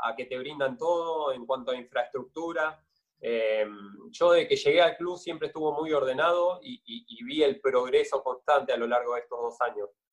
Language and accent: Spanish; Merlo, Buenos Aires Province, Argentina; moved away as an adult; also born or lived in Castelar; now in Rosario, Argentina; yo soy de Merlo, me mudé a Castelar